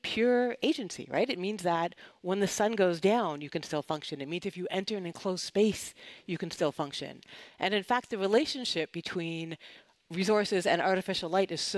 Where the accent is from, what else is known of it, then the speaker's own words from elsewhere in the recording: Canada; moved away; I'm originally from Canada